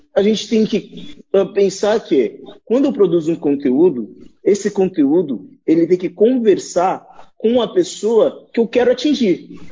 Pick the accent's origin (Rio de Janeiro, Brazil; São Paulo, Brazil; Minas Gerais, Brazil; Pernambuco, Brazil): São Paulo, Brazil; Santos; eu sou de Santos, aqui a gente fala tu para tudo.